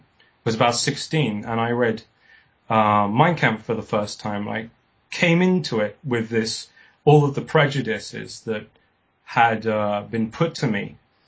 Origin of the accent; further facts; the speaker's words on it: South East England, United Kingdom; born there; also born or lived in Spain; I was born in West Sussex, which is on the south coast of England. My father was a Catalonian folk singer, and I spent the first few years of my life in Spain, and it's left me with a slight accent.